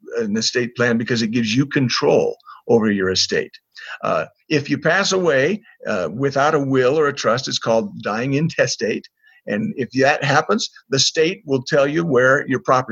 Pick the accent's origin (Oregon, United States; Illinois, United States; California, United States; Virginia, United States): Oregon, United States; Corvallis; moved away as an adult; also born or lived in Utah; I was raised up in Corvallis, Oregon.